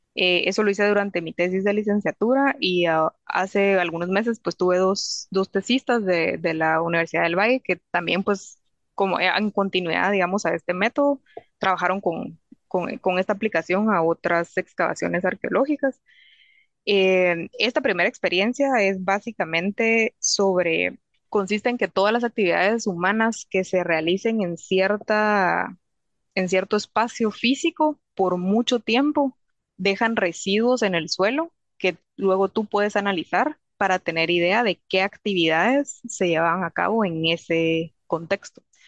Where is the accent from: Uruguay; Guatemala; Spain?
Guatemala; moved away as an adult; now in England, United Kingdom; en Guatemala usamos azúcar de caña